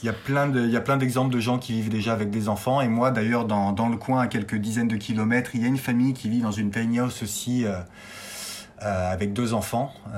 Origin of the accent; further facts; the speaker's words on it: Clermont-Ferrand, Auvergne-Rhône-Alpes, France; now in Brioude, France; j'ai 40 ans, je viens de Clermont-Ferrand donc en Auvergne.